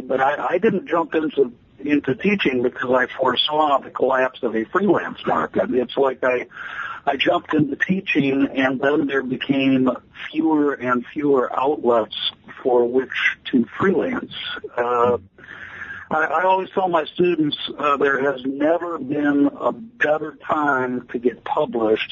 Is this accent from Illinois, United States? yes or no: yes; Chicago, Illinois, United States; moved away as an adult; also born or lived in Austin, Texas; now in Des Moines, United States; I come from the Chicago area, uh, the western suburbs of Chicago